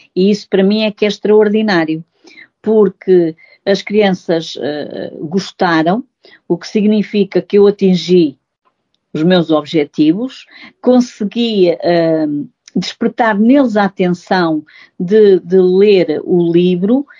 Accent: Góis, Centro, Portugal; sou natural de Góis e, portanto, e, de Góis e, e, portanto, da freguesia de Vila Nova do Ceira e, portanto, a minha infância foi muito, ah, perdão, a minha infância foi muito feliz uh, nestes locais

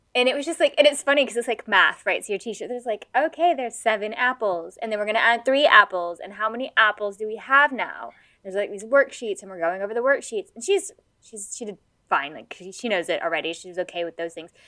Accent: United States; now in Kent, United Kingdom; I'm American

